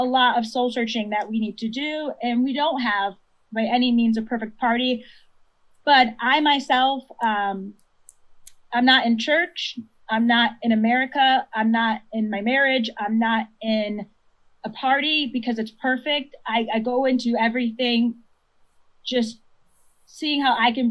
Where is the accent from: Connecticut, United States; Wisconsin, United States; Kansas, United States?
Connecticut, United States; growing up in Connecticut, which is a very white state